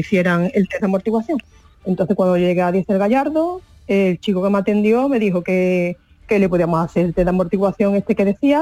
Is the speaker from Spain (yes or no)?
yes; Seville, Andalusia, Spain; yo soy de Sevilla